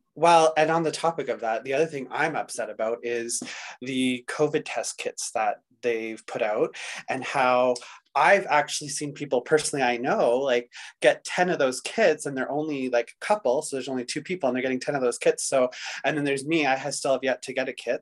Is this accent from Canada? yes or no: yes; Pembroke, Ontario, Canada; now in Calgary, Canada; I'm actually an Algonquin Indigenous from Ontario. I was born in Pembroke, Ontario